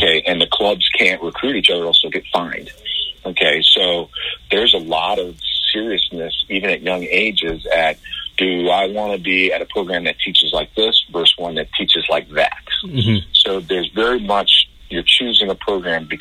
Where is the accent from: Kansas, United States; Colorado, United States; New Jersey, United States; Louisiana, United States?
New Jersey, United States; also born or lived in Europe; now in Hillsborough County, Florida, United States; growing up in the Northeast, you know, especially in Jersey